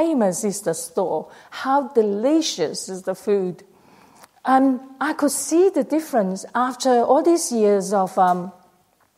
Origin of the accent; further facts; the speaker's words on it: Malaysia; now in Australia; I went to Malaysia. I was born in Malaysia.